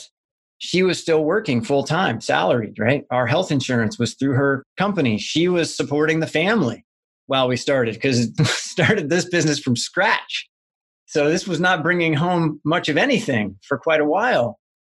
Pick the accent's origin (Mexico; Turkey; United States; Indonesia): United States; Midwest; moved away; where I grew up back in the Midwest